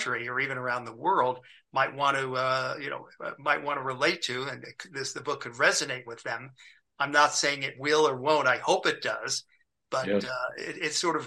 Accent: Beverly Hills, California, United States; also born or lived in New York; Beverly Hills where I lived.

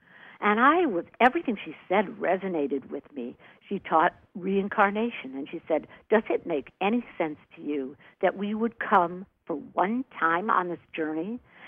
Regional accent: New York, United States; born there; also born or lived in Washington, D.C. / Michigan / Wisconsin / Virginia; now in Los Angeles, United States; I moved from New York. I was born in New York, and I lived all over the country from Washington, D.C. to Ann Arbor, Michigan, to Detroit, Michigan, to Milwaukee, Wisconsin, Virginia, on and on and on to L.A., spent 20 years in L.A.

